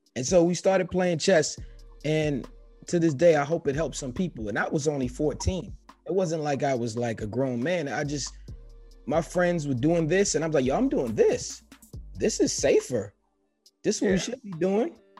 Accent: New York City, New York, United States; Me growing up in New York City, being in the Bronx

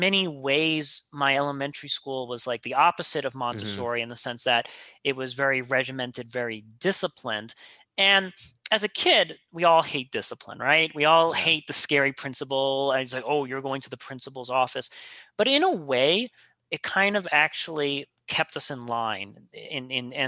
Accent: New York City, New York, United States; I grew up in Queens, New York

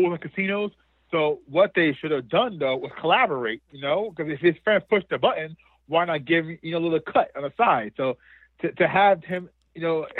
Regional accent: New Jersey, United States; I'm from Jersey. The nearest Waffle House for me is in Pennsylvania.

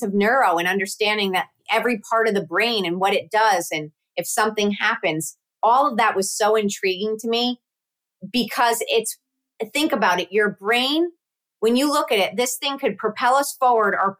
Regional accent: Connecticut, United States; also born or lived in Syracuse; I grew up in Connecticut

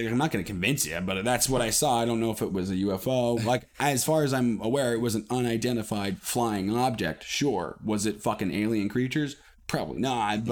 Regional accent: Ontario, Canada; I was in my hometown about 20 kilometers down the road

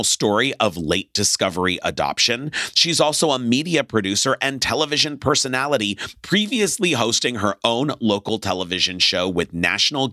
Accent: Los Angeles, California, United States; I'm from Los Angeles

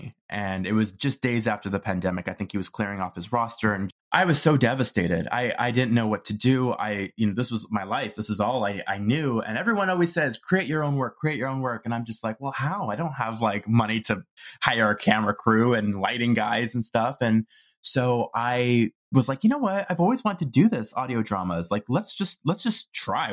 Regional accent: Toronto, Ontario, Canada; moved away as an adult; also born or lived in Vancouver; I moved to Vancouver, tried a new city. I'm from Toronto originally

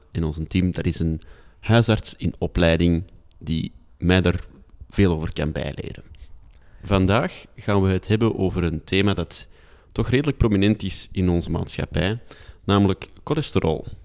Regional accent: Antwerp, Flanders, Belgium; accent: Antwerps; ik mag wel mijn Antwerps accent behouden als simpele stadsjongen

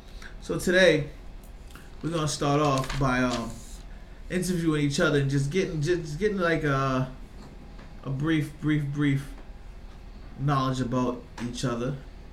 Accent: Virginia Beach, Virginia, United States; moved away as an adult; now in Boston, United States; I was raised in Virginia Beach from, like, 10 to 25. I moved back to Boston.

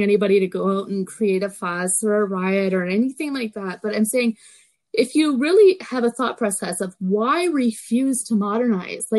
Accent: Canada; also born or lived in Oklahoma, United States / Philippines; I was born in Canada, and then we had moved to the States for a little bit temporarily

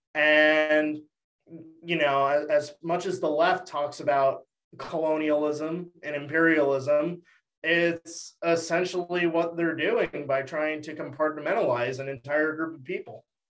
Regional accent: Texas, United States; if we had an option to put down Texan, we would

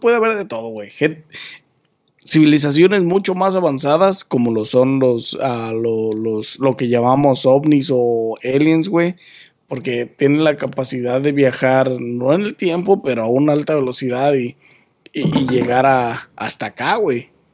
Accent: Mexico; soy mexicano

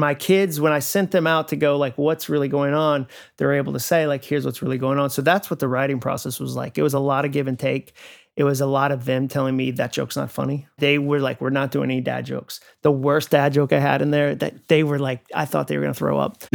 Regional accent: Massachusetts, United States; moved away as an adult; now in Franklin, Tennessee, United States; I grew up in Massachusetts. My family moved up there when I was six, so my formative years were in New England.

